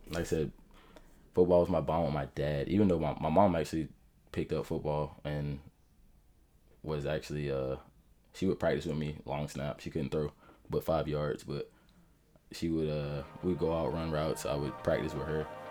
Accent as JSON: {"language": "English", "town": "Jacksonville", "region": "Florida", "country": "United States", "tie": "born or raised there", "also_born_or_lived": "Atlanta / Orlando", "said": "we got stationed in Mayport. That's when we moved down here. So I've been here all my life, uh, literally all 24 years."}